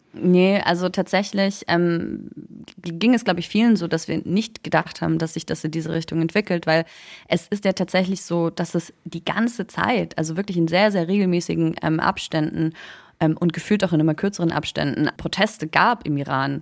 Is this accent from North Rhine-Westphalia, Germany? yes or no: no; Munich, Bavaria, Germany; Ich bin in München geboren, ich bin in Deutschland aufgewachsen, ich bin dann zur Schule gegangen